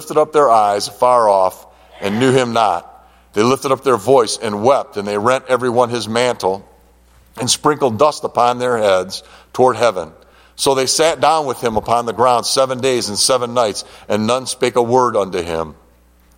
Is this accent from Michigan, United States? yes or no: yes; Detroit, Michigan, United States; now in Linden, United States; we grew up in the Detroit area